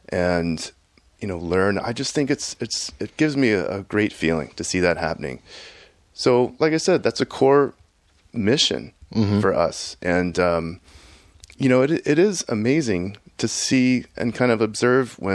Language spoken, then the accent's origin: English; Houston, Texas, United States; my experience growing up in Houston, Texas was there was no internet that, you know, I could access